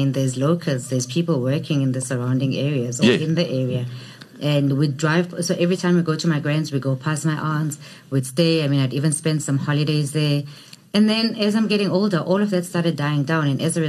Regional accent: East London, Eastern Cape, South Africa; moved away as an adult; also born or lived in Mdantsane; I grew up in East London. Small coastal town that could really do with some developments, because recently it's not looking like it was during our childhood years.

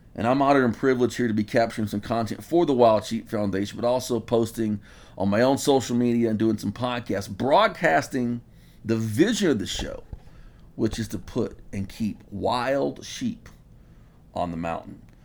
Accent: Texas, United States; my home state of Texas

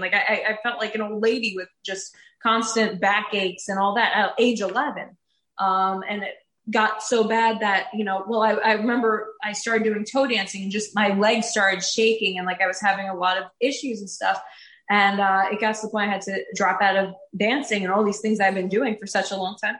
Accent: Woodbridge, New Jersey, United States; now in Morganville, United States; So I am in the sixth generation of my family to be born and raised in New Jersey. I grew up in Woodbridge, which is the oldest town in New Jersey

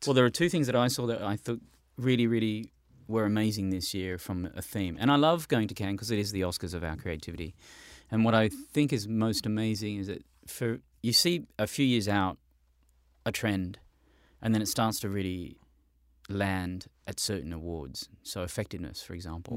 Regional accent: Australia; I'm an Australian

